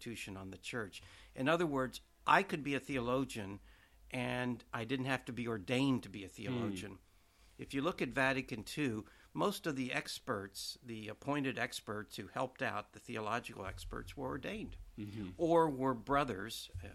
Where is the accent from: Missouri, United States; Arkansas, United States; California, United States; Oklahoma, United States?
Oklahoma, United States; moved away as an adult; also born or lived in New York / St. Louis; now in Washington, United States; I grew up in Oklahoma, and I went to a minor seminary in 1960 for high school